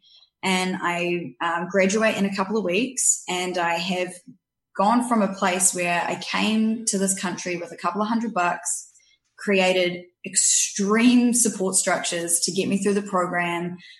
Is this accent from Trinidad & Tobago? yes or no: no; New Zealand; accent: New Zealand; also born or lived in Canada; now in Victoria, Canada; I was born here, 3 years old, moved to New Zealand, grew up there